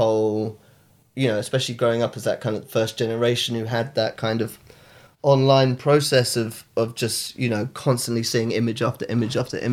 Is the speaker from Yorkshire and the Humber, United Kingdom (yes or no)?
no; Exeter, South West England, United Kingdom; moved away; also born or lived in Brighton; I'm from Devon originally, Exeter